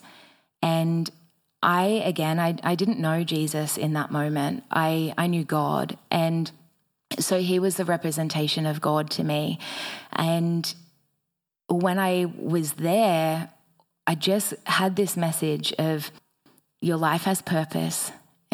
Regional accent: Batemans Bay, New South Wales, Australia; I eventually made my way back to my hometown of Batemans Bay

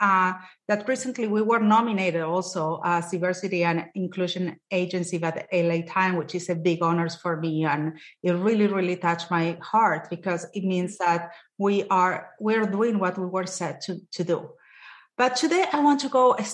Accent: Argentina; moved away as an adult; now in United States; I'm Latina. I'm Jewish. I came back from Argentina when I was 24 and I came to this country

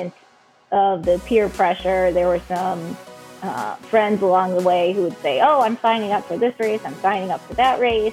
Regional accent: Massachusetts, United States; moved away; I'm originally from Massachusetts

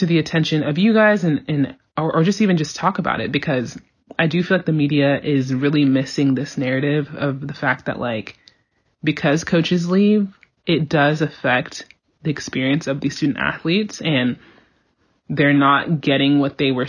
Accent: Georgia, United States; I'm from Georgia

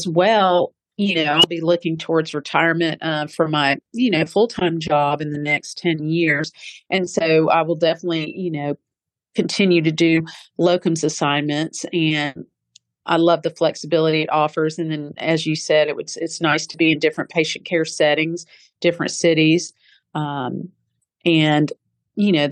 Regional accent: United States; I was born here in America, but I do, and I can speak with a somewhat of a Southern accent

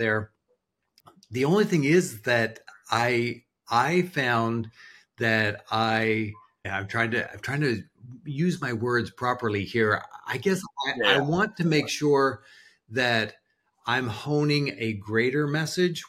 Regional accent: New Brunswick, Canada; moved away as an adult; now in United States; I was born in Canada, but now I'm an American

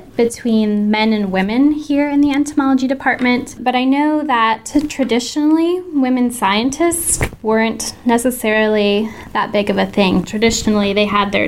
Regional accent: Papillion, Nebraska, United States; I'm from Papillion, Nebraska.

